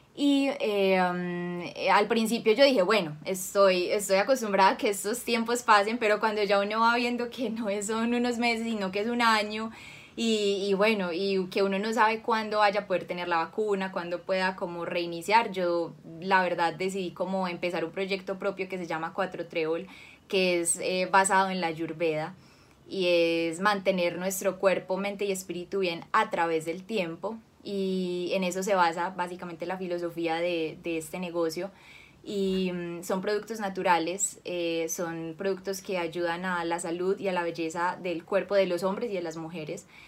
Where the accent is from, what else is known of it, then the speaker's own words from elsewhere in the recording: Cali, Valle del Cauca, Colombia; yo nací en Cali, nací en 1993